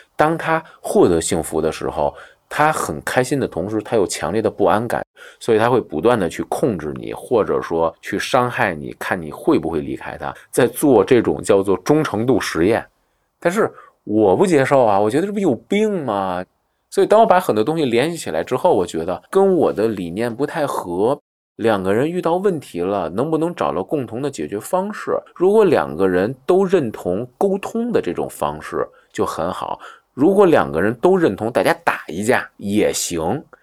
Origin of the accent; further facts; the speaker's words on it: Beijing, China; 我从小在北京西边长大，然后西边呢都是政府居多，然后就是军队